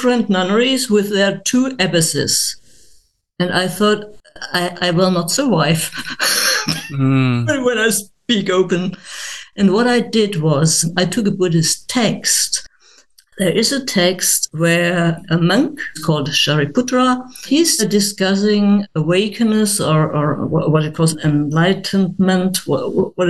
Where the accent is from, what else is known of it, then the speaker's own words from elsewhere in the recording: Germany; English is a second language; I'm not an English speaking person. I'm a German.